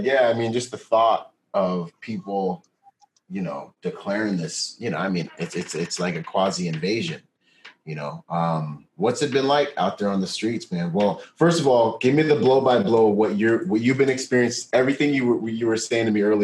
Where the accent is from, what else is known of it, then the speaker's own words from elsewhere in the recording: Washington, United States; So he's my cousin. And we grew up in Washington State together.